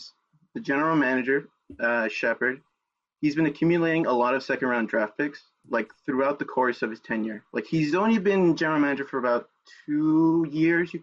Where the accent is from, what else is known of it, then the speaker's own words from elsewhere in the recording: Los Angeles, California, United States; I'm from Los Angeles